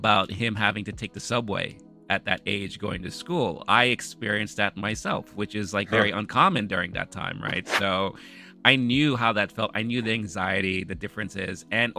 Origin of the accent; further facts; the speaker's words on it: New York City, New York, United States; Queens, New York, you know, where I grew up.